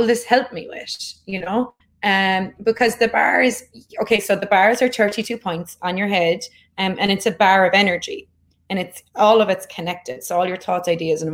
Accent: Ireland; growing up in Ireland

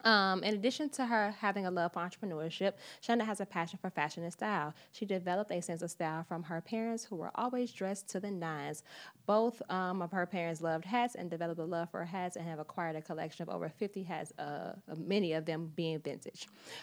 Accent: Midwest, United States; AA, I'm from the Midwest too.

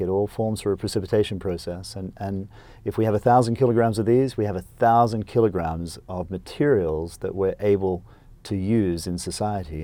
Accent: Queensland, Australia; I was born in Australia on a dairy farm, uh, in Queensland. And so I, um, went to small little public school and, uh, went to the local university

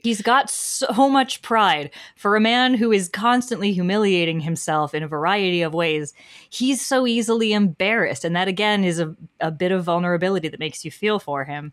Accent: New York, United States; as a New Yorker

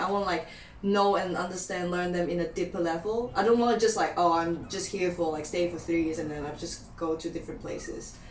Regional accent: Hong Kong; moved away as an adult; now in Newcastle, United Kingdom; I'm from Hong Kong

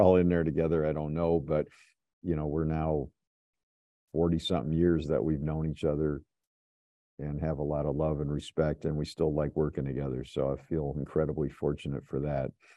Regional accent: Chicago, Illinois, United States; moved away as an adult; also born or lived in Ann Arbor, Michigan; I'm from Chicago. I, I came to Ann Arbor to go to school at University of Michigan

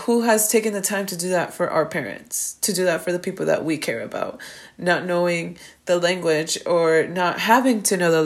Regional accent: Miami, Florida, United States; growing up in Miami

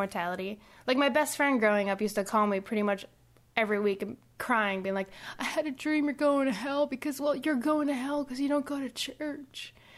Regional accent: Puerto Rico; growing up in Puerto Rico

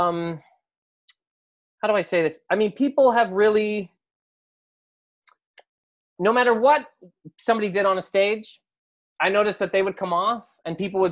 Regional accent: Canada; I'm from Canada.

